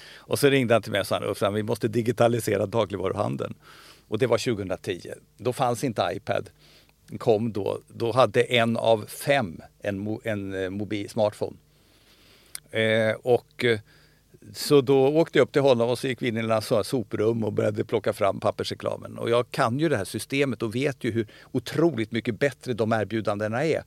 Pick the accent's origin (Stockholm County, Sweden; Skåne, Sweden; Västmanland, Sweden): Stockholm County, Sweden; Stockholm; also born or lived in Solna; Jag är uppvuxen i Stockholm, i Bromma.